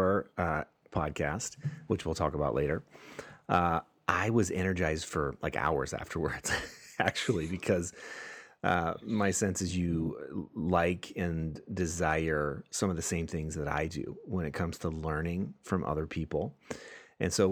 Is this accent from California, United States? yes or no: yes; Oxnard, California, United States; Oxnard is where I'm from